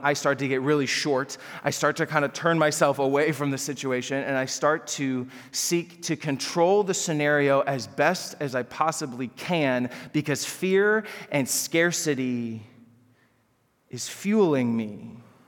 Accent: Chicago suburbs, Illinois, United States; I grew up in the Chicago suburbs

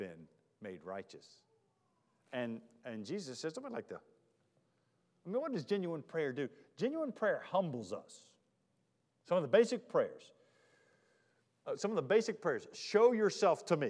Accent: Charlotte, North Carolina, United States; moved away; also born or lived in Mississippi; I'm from Charlotte

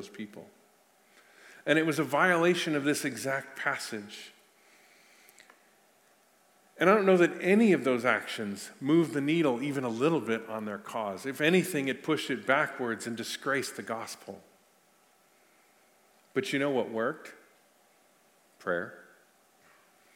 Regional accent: United States; I'm an American citizen

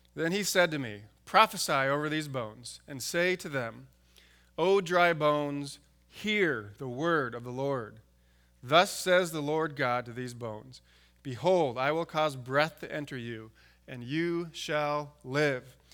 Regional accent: San Diego, California, United States; now in Alaska, United States; I grew up in San Diego

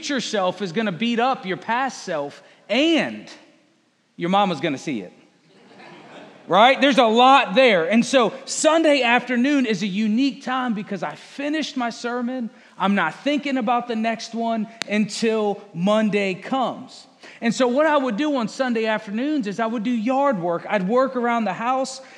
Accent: Fredericksburg, Virginia, United States; moved away as an adult; also born or lived in Appalachian Mountains, Virginia; now in Conway, United States; I'm from this area of Virginia, Fredericksburg, Spotsylvania. This is home. That's where I lived for 30-some years.

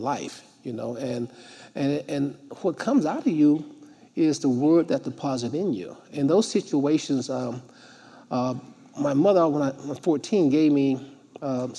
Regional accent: the South, United States; I grew up in the South. You have to understand, I grew up in Jim Crow. I grew up in a very segregated South

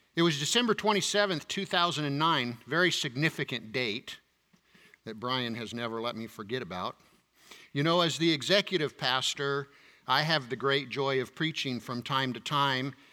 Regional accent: United States

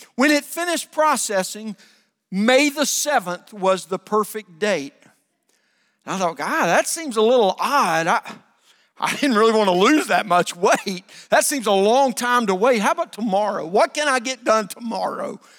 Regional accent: the South, United States; I grew up in the South

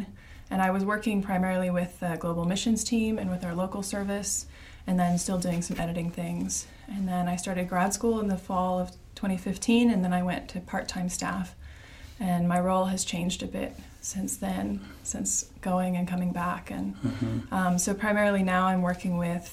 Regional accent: Monona, Wisconsin, United States; I was born and raised in Monona. I've been here most of my life

